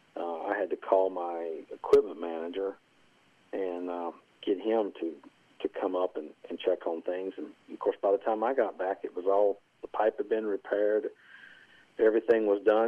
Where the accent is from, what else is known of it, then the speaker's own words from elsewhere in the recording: Castlewood, Virginia, United States; I was born and raised in Castlewood, Virginia